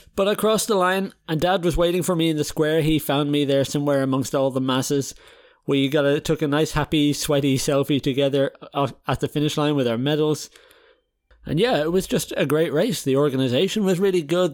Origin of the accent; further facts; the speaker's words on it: Ireland; now in Netherlands; we're Irish, but I live in the Netherlands